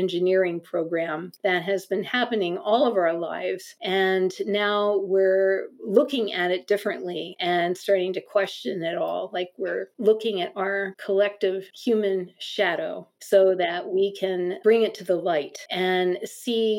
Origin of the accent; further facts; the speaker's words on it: United States; growing up in America